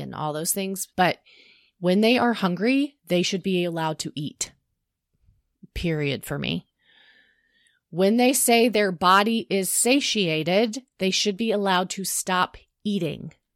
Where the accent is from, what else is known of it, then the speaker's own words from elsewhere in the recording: the South, United States; we grew up in the South.